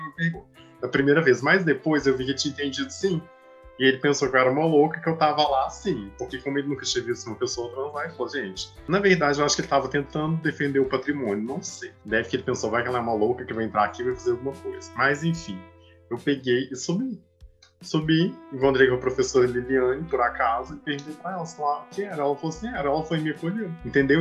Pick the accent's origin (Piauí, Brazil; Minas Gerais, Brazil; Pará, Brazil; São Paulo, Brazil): Minas Gerais, Brazil; now in Salvador, Brazil; eu sou de Minas Gerais, eu moro em Salvador.